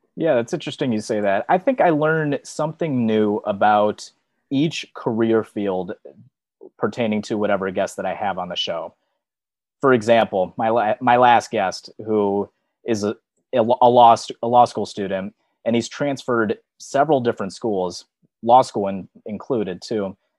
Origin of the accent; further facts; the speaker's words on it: Michigan, United States; I'm from Michigan, where it, it snows nonstop all the time during the wintertime